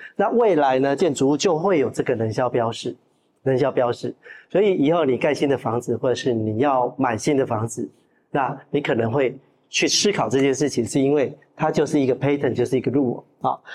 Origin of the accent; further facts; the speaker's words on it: Taiwan; 身为一个台湾人